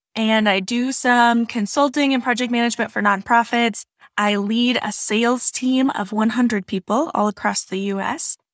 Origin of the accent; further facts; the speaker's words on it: Wisconsin, United States; accent: Wisconsin; now in South Carolina, United States; I'm originally from Wisconsin